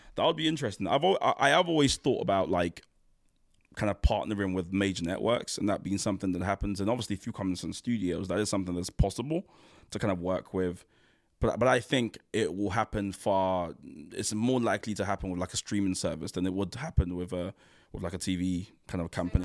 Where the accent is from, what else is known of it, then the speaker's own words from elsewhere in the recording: Nigeria; as a Nigerian man